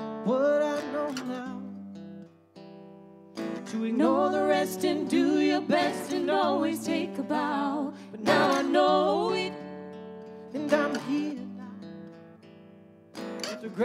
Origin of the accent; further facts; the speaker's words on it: Kansas, United States; So we're from Kansas, and we don't get things like this.